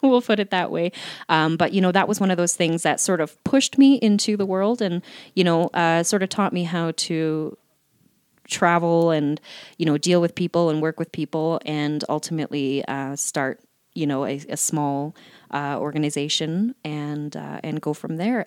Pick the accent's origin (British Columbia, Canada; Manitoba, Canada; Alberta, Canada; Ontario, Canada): Alberta, Canada; Calgary; also born or lived in Laramie, Wyoming; raised in Calgary